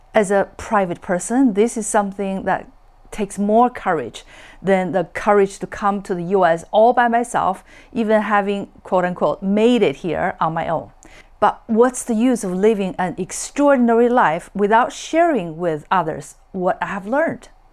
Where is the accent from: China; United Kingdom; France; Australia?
China; born or raised there; English is a second language; moved away as an adult; also born or lived in Boston, United States; now in California, United States